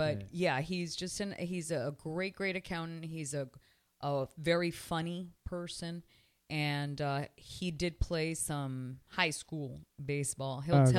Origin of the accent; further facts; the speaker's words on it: Canada; moved away as an adult; also born or lived in Elizabeth, New Jersey; now in Miami, United States; I was born in Elizabeth, New Jersey. My parents are Cuban. I was raised in Canada, and I almost married a Jewish man. I have been living in Miami, Florida for close to 25 years.